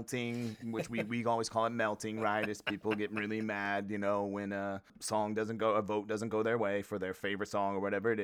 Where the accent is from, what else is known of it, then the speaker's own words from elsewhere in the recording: Midwest, United States; I'm from the Midwest